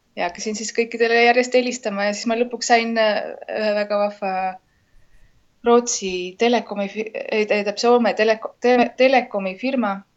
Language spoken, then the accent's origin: Estonian; Estonia; moved away as an adult; now in Lima, Peru; ma olen Eestist